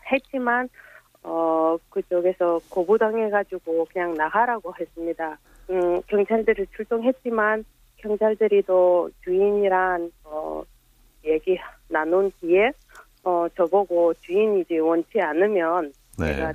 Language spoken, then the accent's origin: Korean; Uzbekistan; Korean is a second language; now in South Korea; 저는 원래 우즈베키스탄 국적입니다.